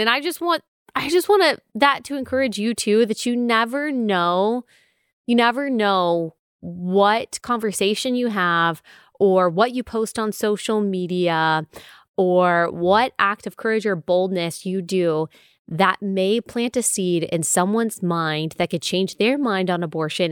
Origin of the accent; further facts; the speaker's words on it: Texas, United States; I grew up in Texas, so we've got some odes to Texas also